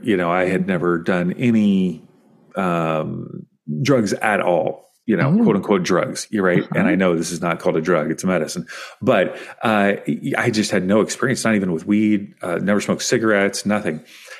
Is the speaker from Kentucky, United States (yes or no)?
yes; Kentucky, United States; I grew up in Kentucky